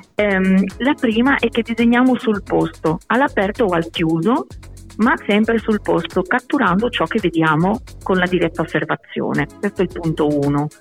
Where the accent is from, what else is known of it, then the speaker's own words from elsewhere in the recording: Barcelona, Catalonia, Spain; Italian is a second language; moved away as an adult; now in Bologna, Italy; io sono di Barcellona